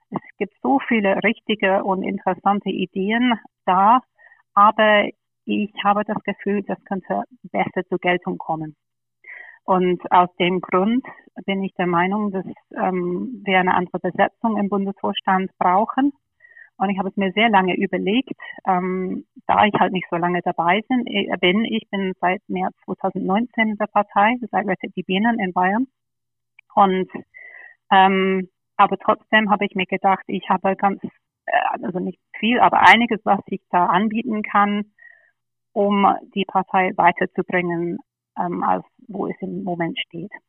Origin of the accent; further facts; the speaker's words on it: London, United Kingdom; German is a second language; moved away as an adult; now in Germany; Ja, ich bin, ich bin geborene Engländerin, bin in London aufgewachsen, ähm, habe in Oxford studiert und nach dem Studium bin ich nach Deutschland gekommen. Also ich bin dann ungefähr 18 Jahre in Deutschland.